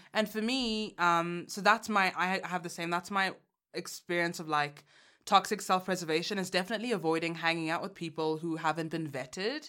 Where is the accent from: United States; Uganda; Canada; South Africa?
Uganda; moved away; I took a trip back home. I'm from Uganda